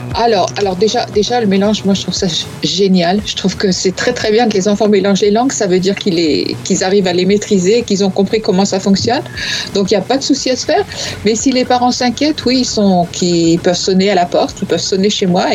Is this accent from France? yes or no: yes; north of France, France; je viens de, du nord, comme toi. Donc je dis 20 avec un T au bout